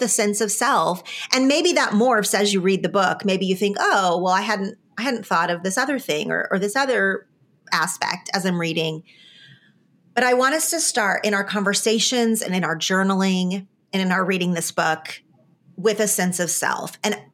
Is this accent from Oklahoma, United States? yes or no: yes; Oklahoma, United States; now in California, United States; I am from Oklahoma and I choose to live in California